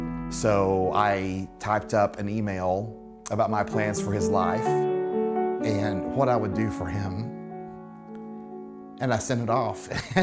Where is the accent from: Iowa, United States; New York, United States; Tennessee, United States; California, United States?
Tennessee, United States; I grew up in outside of Chattanooga, Tennessee, and in high school was voted to be most likely to be married by my sophomore year in college.